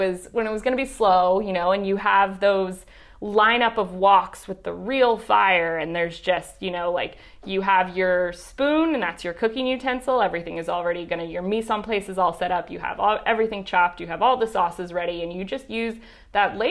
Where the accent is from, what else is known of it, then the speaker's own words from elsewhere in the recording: Chattanooga, Tennessee, United States; moved away as an adult; now in Shanghai, China; born and raised in Tennessee